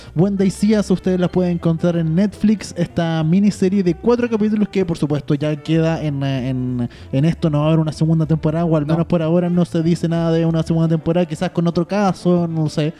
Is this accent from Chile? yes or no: yes; Chile; como chilenos